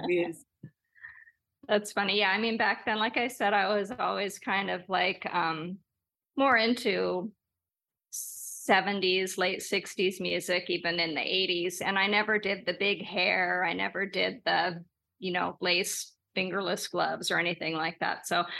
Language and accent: English; Los Angeles, California, United States; it is about growing up in Los Angeles with my wild mom and my rockin' dad, but it's also a parallel history of Los Angeles.